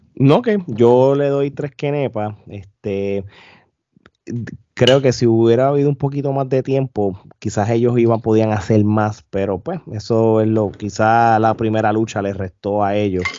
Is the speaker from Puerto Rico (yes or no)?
yes; Puerto Rico; Nosotros como puertorriqueños